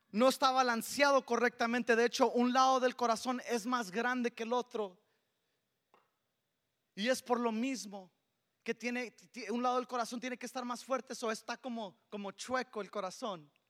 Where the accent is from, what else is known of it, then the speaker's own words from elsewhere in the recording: Mexico; Yo le robé a mi esposa también esta harina para las tortillas porque soy mexicano. Y como buen mexicano jamás faltan las tortillas en casa, ¿verdad?